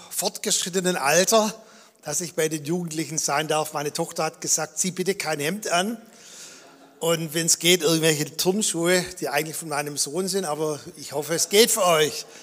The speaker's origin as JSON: {"language": "German", "town": "Balingen", "region": "Baden-Württemberg", "country": "Germany", "tie": "born there", "said": "Und er war auch in Balingen in der Gemeinde, wo ich geboren bin. Und ich war eigentlich schon als Kind immer im Gottesdienst."}